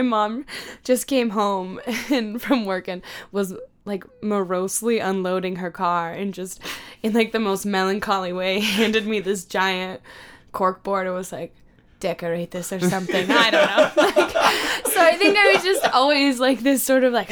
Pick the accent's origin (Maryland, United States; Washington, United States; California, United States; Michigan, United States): Washington, United States; Lake Tapps; also born or lived in Auburn, Washington; I'm from Lake Taps, Washington, which is just a little over 2 hours south of here, and is a weird, freakish place